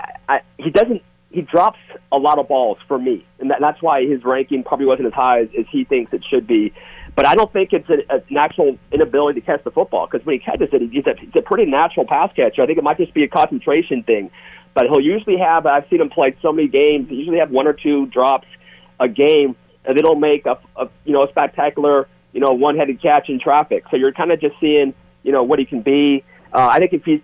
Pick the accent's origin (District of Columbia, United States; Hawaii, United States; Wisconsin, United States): Hawaii, United States; I'm from Hawaii